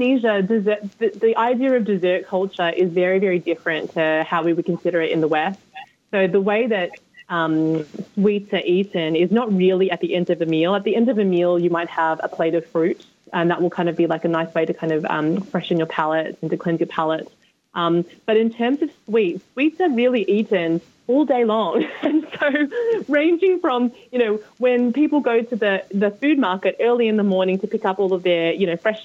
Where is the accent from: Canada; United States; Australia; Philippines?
Australia; Sydney, New South Wales; moved away as an adult; now in London, United Kingdom; growing up in Sydney, Australia